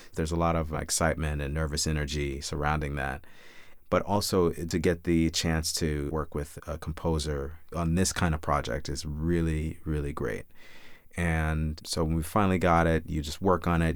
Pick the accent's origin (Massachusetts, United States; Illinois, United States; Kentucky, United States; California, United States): Illinois, United States; Chicago; now in New York, United States; My brother and I were lucky enough to grow up with wonderful parents on the south side of Chicago